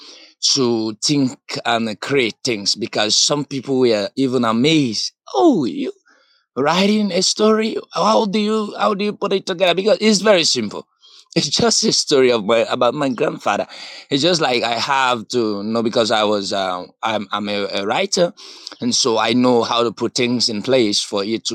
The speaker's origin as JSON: {"language": "English", "country": "Sierra Leone", "said": "from Sierra Leone, West Africa."}